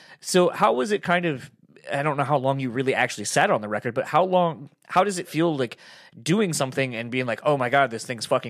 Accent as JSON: {"language": "English", "region": "East Coast", "country": "United States", "moved": "yes", "said": "I'm from the East Coast originally, not from Delaware. And it was weird when I moved out here and we got snow"}